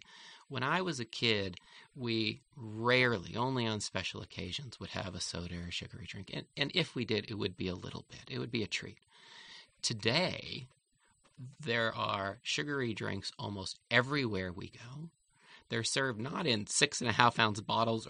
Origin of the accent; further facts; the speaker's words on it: Oakland, California, United States; As a little kid, I grew up here in Oakland